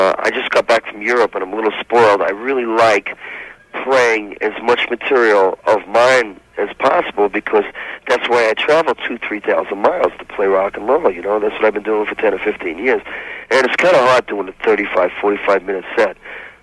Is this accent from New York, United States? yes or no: yes; New York, United States; moved away; also born or lived in San Francisco; New York is home sweet home for me. I grew up there